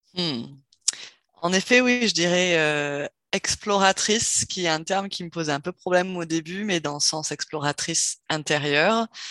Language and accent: French; Cherbourg, Normandy, France; moved away; also born or lived in south-west France; j'ai grandi en Normandie, heu, au nord de la presqu'île du Cotentin, donc, heu, Cherbourg